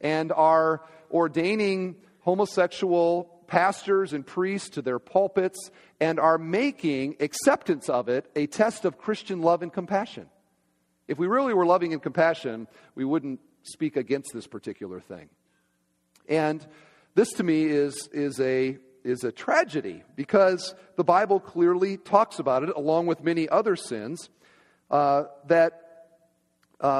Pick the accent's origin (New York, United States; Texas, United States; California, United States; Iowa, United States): Iowa, United States; moved away; my home state, Iowa